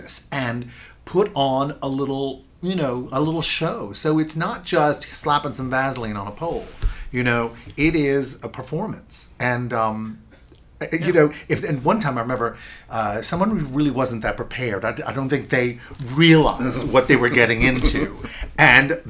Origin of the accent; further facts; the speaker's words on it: New Orleans, Louisiana, United States; moved away; having lived away from New Orleans for so long and born and raised here